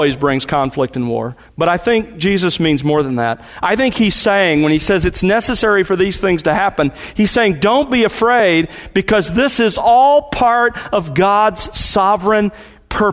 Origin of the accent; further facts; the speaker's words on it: the South, United States; moved away as an adult; also born or lived in California; We were raised in the South, moved out there